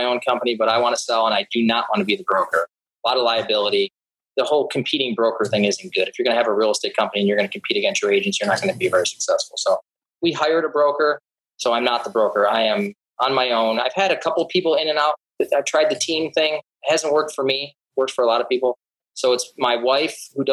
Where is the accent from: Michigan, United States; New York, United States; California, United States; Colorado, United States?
New York, United States; Syracuse; moved away as an adult; also born or lived in Buffalo, New York; now in Naples, United States; I grew up in Syracuse, New York